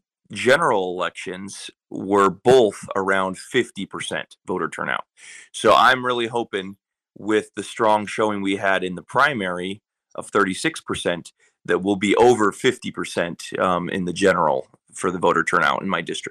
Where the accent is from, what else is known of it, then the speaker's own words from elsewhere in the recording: Nenana, Alaska, United States; I'm from Enana